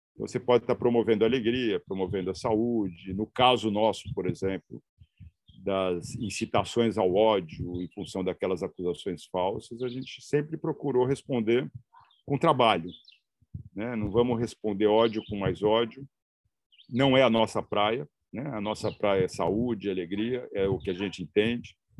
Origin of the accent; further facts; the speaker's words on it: São Paulo, Brazil; moved away as an adult; also born or lived in Santarém, Pará; now in Tapajós, Pará, Brazil; sou nascido em São Paulo, venho da área de comunicação